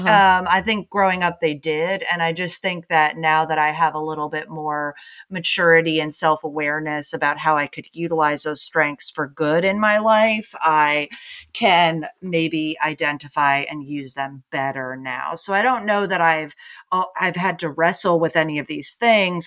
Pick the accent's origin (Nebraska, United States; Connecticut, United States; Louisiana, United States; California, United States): Connecticut, United States; moved away as an adult; also born or lived in New York City; now in Austin, United States; I'm originally from New England, grew up in Connecticut, and then moved to New York City after college, and then I moved to Austin